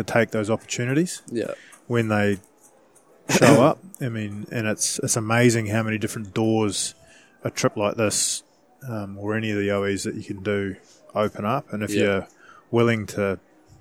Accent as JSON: {"language": "English", "country": "New Zealand", "said": "as Kiwi blokes"}